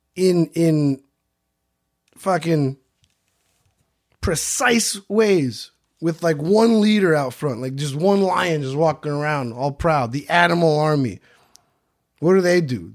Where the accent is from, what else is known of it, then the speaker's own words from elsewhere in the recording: New York City, New York, United States; also born or lived in Jackson Heights, Queens / Stony Brook, Long Island; I was born in Jackson Heights, but I was raised in Flushing